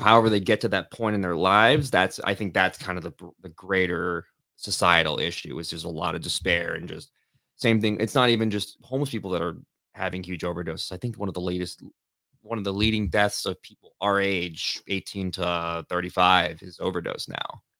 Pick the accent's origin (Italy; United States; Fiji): United States; Los Angeles, California; moved away; also born or lived in Lansing area, Michigan; I grew up in Northridge